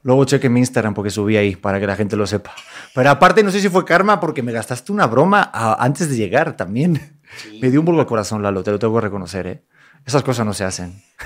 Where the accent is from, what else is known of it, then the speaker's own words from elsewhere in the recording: Mexico; somos mexicanos